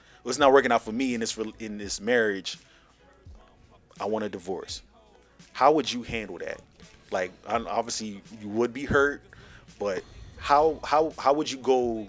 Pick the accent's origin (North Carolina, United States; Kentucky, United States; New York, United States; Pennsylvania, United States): Pennsylvania, United States; Philadelphia; also born or lived in Texas; I'm from Philly. And they would hear my accent, my dad's accent, my mom's accent.